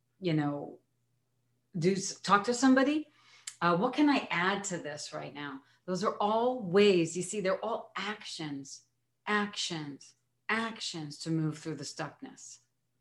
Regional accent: New York, United States; being a New Yorker

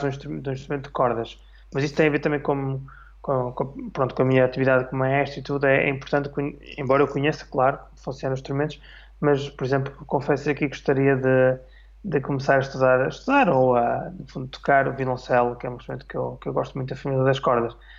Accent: Vila Nova de Famalicão, Braga, Portugal; also born or lived in Porto, Portugal / Switzerland; now in Almada, Portugal; sou de Vila Nova Famalicão, do Minho, nascido e criado.

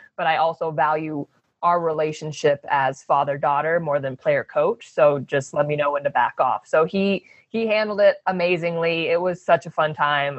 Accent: Phoenix, Arizona, United States; moved away; also born or lived in Oregon / Los Angeles; I grew up in Phoenix

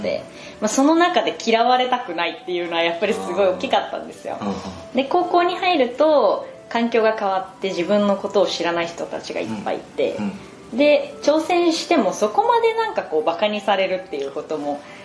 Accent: Ehime, Japan; moved away; 地元に帰ってる間は、はい、5時6時ぐらいで退勤して、はい、そこからお父さんが車で松山まで送ってくれて

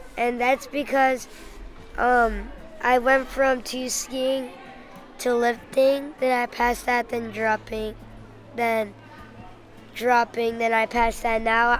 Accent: Milwaukee, Wisconsin, United States; I'm from Milwaukee, Wisconsin.

